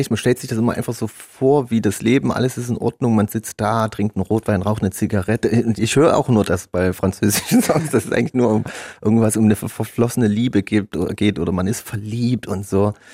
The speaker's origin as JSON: {"language": "German", "town": "Chemnitz", "region": "Saxony", "country": "Germany"}